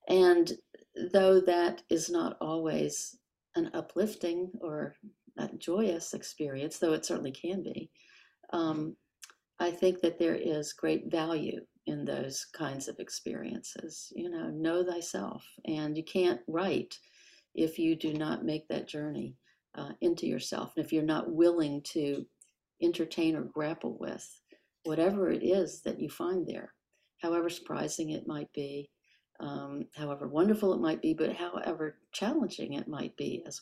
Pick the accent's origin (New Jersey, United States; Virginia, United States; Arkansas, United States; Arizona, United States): Virginia, United States; Richmond; moved away as an adult; also born or lived in Baton Rouge, Louisiana / Durham, North Carolina; I grew up, as I said, in Richmond, Virginia